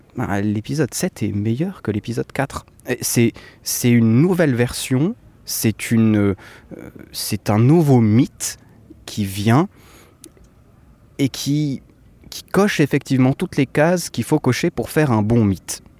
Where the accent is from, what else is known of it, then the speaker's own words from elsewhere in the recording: Switzerland; je suis suisse